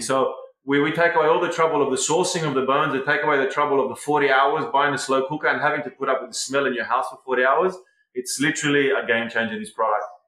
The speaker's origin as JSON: {"language": "English", "town": "Sydney", "region": "New South Wales", "country": "Australia", "tie": "born or raised there", "moved": "as an adult", "lives_now": "Ibiza, Spain", "said": "I was born in Sydney 40 years ago"}